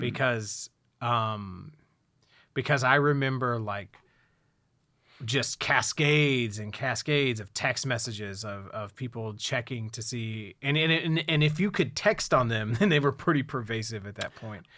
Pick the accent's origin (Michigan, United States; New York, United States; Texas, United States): Texas, United States; Houston; I'm from Houston